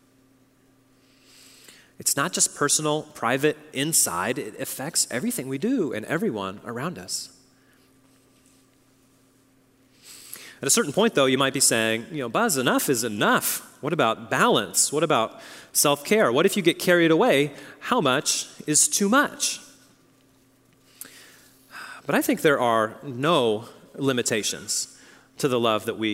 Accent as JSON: {"language": "English", "region": "Oklahoma", "country": "United States", "moved": "yes", "said": "I come from Oklahoma"}